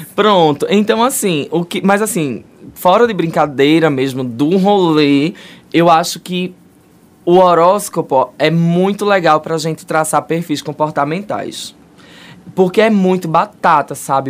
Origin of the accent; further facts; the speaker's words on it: Brazil; a gente cresceu no Brasil